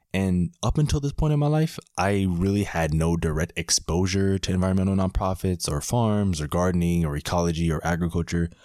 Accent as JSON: {"language": "English", "town": "Miami", "region": "Florida", "country": "United States", "also_born_or_lived": "Washington, D.C. / Howard County, Maryland", "moved": "as an adult", "said": "I'm from Miami, and sometimes it seems like a very unlikely thing that a guy from Miami is spending the summer in Maryland"}